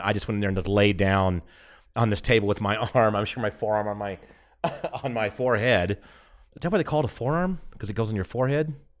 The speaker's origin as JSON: {"language": "English", "country": "United States", "also_born_or_lived": "Germany", "moved": "yes", "said": "I'm the American in Germany"}